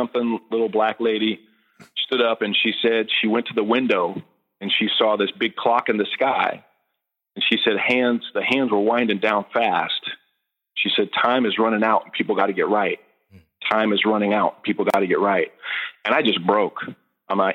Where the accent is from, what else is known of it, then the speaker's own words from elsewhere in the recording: Redding, California, United States; moved away as an adult; now in Texas, United States; born and raised in Redding, California